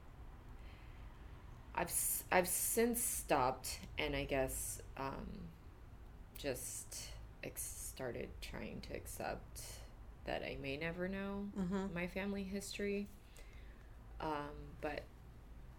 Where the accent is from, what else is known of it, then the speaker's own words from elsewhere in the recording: Central California, United States; also born or lived in South Korea; I grew up in Central California